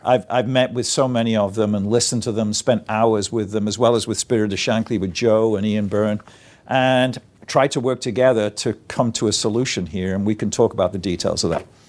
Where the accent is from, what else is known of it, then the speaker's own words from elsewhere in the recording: Liverpool, North West England, United Kingdom; as a little boy growing up in Garston